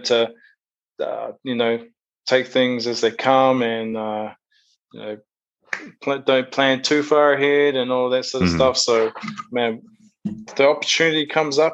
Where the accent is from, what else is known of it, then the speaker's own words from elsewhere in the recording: Rotorua, Bay of Plenty, New Zealand; moved away as an adult; also born or lived in Auckland, New Zealand; now in Perth, Australia; I'm originally from a place called Awaho in a small town called Rotorua. So like the middle of the North Island of New Zealand.